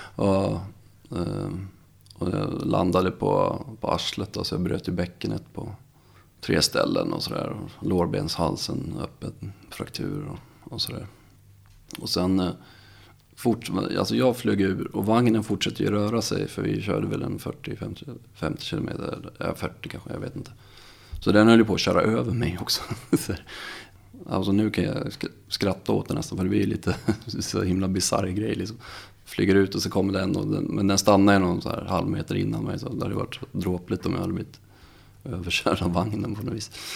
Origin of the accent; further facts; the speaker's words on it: Visby, Gotland, Sweden; moved away as an adult; jag kommer från Gotland, Visby. Ehm, jag är född där, bodde där i 20 år.